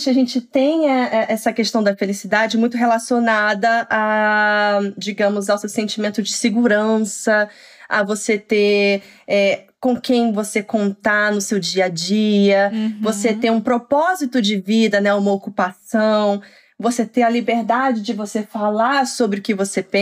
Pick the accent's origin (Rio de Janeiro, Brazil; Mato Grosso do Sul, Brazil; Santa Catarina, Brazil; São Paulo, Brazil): São Paulo, Brazil; now in Oslo, Norway; assim que eu me mudei, que eu vim de São Paulo, que é uma cidade enorme, né?